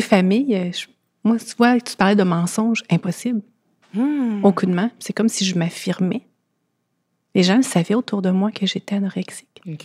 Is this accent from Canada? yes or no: yes; Thetford Mines, Quebec, Canada; je viens de Thetford Mines